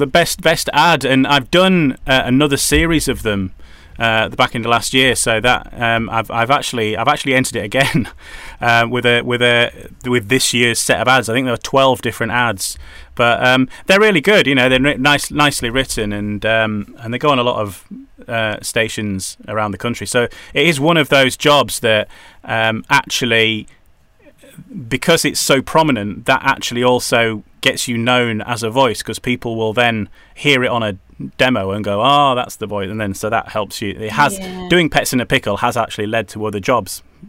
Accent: Yorkshire and the Humber, United Kingdom; also born or lived in Wales; now in North East England; probably that's because I'm originally from Yorkshire. My accent has kind of got a bit confused.

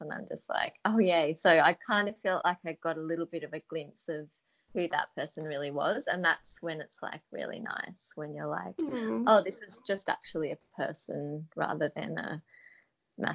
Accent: Australia; accent: Australian

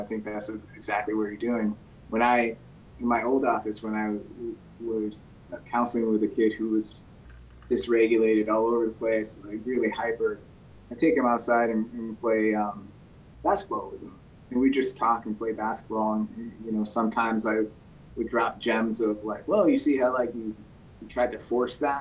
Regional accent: Belchertown, Massachusetts, United States; I grew up in Belchertown

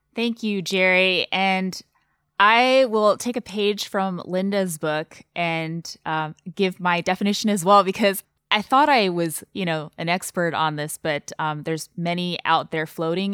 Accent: Taiwan; English is a second language; now in United States; born and raised in Taiwan

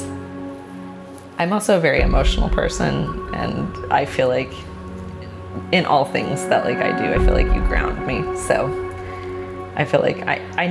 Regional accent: Oklahoma City, Oklahoma, United States; moved away as an adult; now in Los Angeles, United States; born and raised in Oklahoma City.

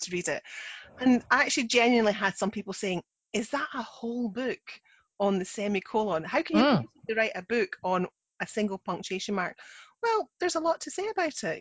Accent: Scotland, United Kingdom; I'm the Scottish one

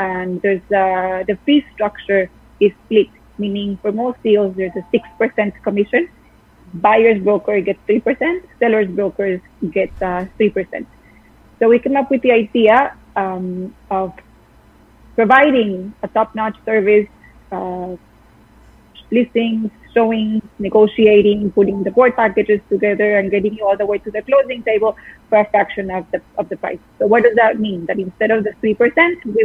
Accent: Costa Rica; moved away as an adult; now in New York, United States; I'm from Costa Rica

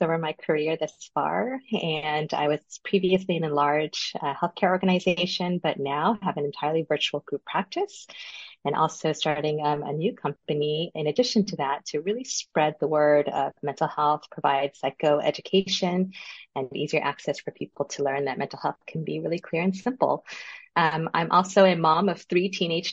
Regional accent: Los Angeles, California, United States; I was the very first daughter born in the U.S. in Los Angeles

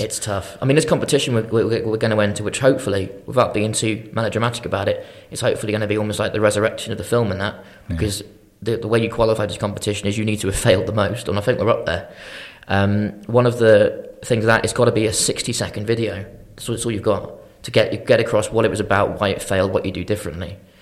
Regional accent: Shrewsbury, West Midlands, United Kingdom; I'm from Shrewsbury originally, went to Shrewsbury College

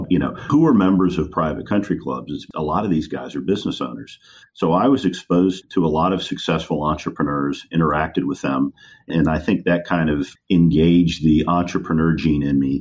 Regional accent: Lafayette, Louisiana, United States; also born or lived in Washington, D.C. / New Orleans; I kind of grew up in Louisiana. I can certainly consider Louisiana my home

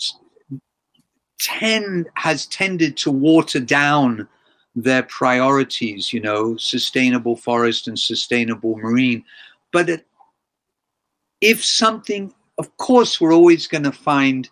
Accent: England, United Kingdom; now in Japan; I grew up in England

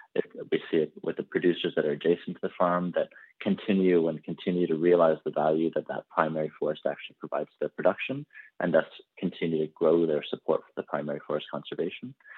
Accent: Canada; I personally, I'm from Canada.

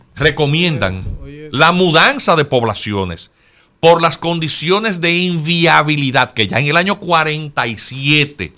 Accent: Dominican Republic; yo como dominicano

